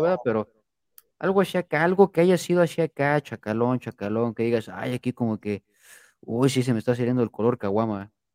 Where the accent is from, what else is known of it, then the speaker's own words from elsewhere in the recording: Mexico City, Mexico; soy chilango, por si no sabían. también yo, yo nací en la Ciudad de México